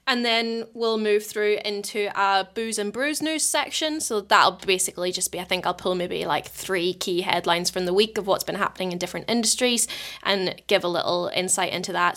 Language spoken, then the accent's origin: English; Portstewart, Northern Ireland, United Kingdom; moved away as an adult; also born or lived in Scotland; now in New Zealand; being from North Coast of Ireland, I'm from Port Stuart, it's just around the coast from, uh, Bush Mills